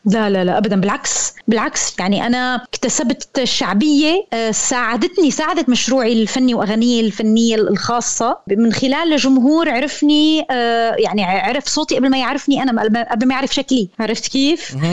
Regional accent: Syria; كوني انا انسانه سوريه

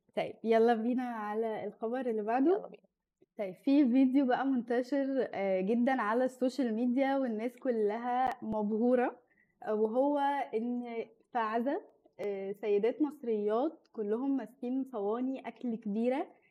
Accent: Egypt; احنا كمصريين

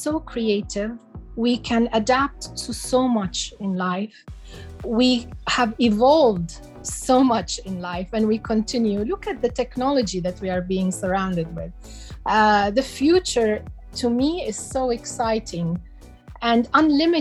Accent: United Arab Emirates; also born or lived in Iraq; I came to the UAE and I grew up in the UAE

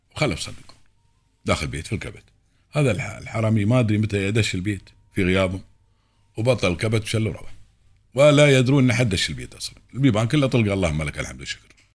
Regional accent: United Arab Emirates; هنا عندنا في الإمارات

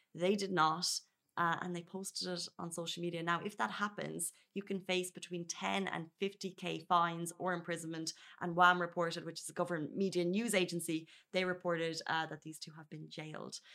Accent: Ireland; now in Dubai, United Arab Emirates; where I grew up in Ireland

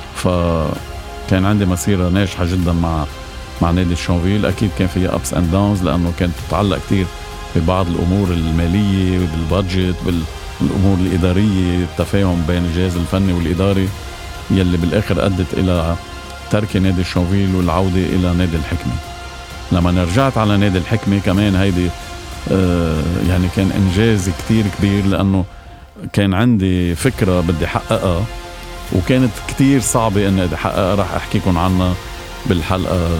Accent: Lebanon; وأنا كمواطن لبناني

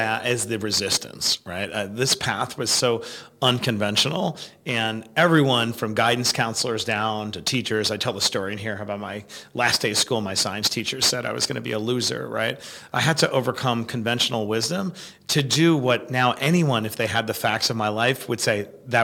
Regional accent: New York City, New York, United States; I grew up in Queens, New York

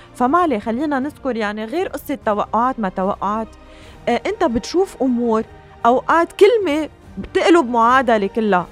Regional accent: Lebanon; نحن اليوم بحاجة كلبنانية

